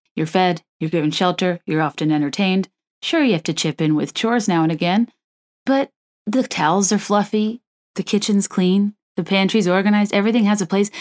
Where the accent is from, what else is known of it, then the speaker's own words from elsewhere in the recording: Virginia, United States; moved away; I grew up in Virginia